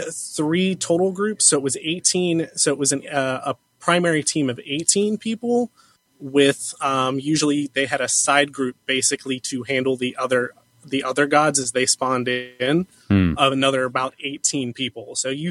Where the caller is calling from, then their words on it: Cincinnati, Ohio, United States; from Cincinnati.